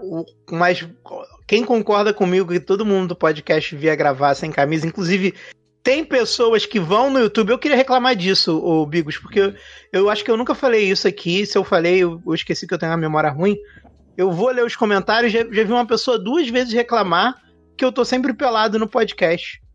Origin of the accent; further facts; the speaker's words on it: Rio de Janeiro, Brazil; accent: carioca; O meu jeito de falar fica mais carioca